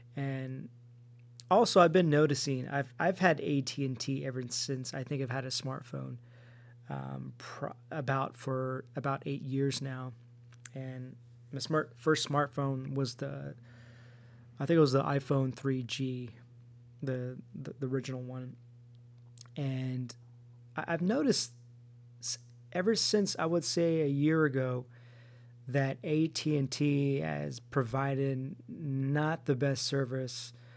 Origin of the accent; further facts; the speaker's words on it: Stockton, California, United States; now in Anaheim area, United States; I go back home into my hometown in Stockton